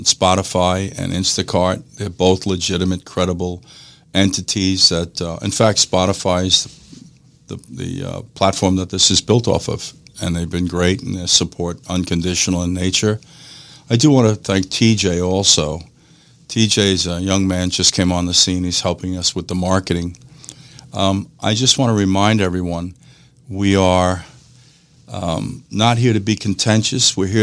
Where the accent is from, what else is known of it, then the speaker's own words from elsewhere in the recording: New York, United States; In any case, we are very fortunate to be doing this in the state of Florida. I come from New York.